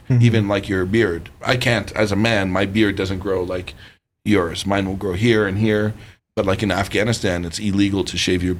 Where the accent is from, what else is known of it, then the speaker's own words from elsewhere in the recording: Toronto, Ontario, Canada; coming from Toronto, I was born and raised in downtown Toronto.